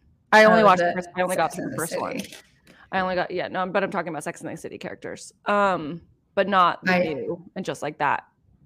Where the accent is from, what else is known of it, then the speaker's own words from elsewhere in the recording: San Diego, California, United States; I'm from California. San Diego.